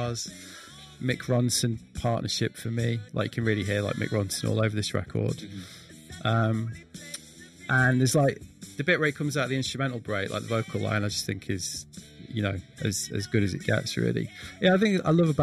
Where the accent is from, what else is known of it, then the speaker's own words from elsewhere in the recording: Manchester, North West England, United Kingdom; moved away as an adult; now in Brighton, United Kingdom; I am actually from Manchester, although I've not lived there for a long time.